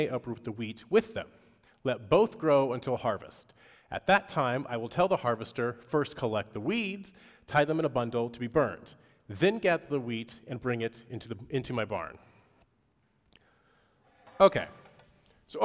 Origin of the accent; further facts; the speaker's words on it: Pacific Northwest, United States; moved away; Growing up in the Pacific Northwest